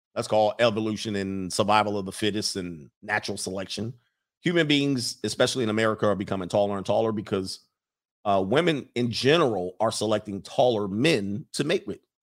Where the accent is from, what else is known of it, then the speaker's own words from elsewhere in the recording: West Coast, United States; I'm from the West Coast